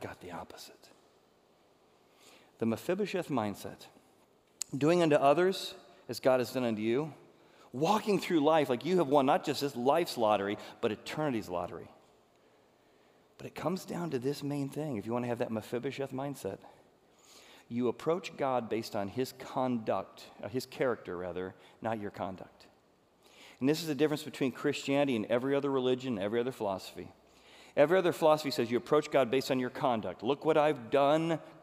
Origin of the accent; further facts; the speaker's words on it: Chicago, Illinois, United States; I'm from Chicago